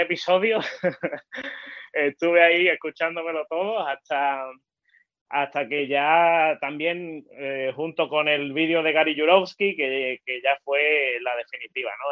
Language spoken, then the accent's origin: Spanish; El Puerto de Santa María, Andalusia, Spain; soy del puerto de Santa María, aquí en, Cádiz